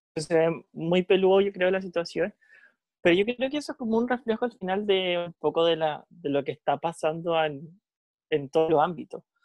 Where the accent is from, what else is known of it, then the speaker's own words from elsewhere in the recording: Casablanca, Valparaíso, Chile; yo soy de Casablanca, súper cercano al Paraíso y Viña